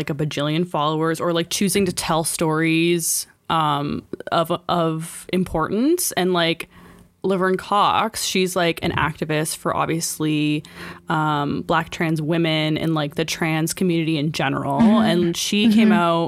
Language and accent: English; Canada; we're Canadian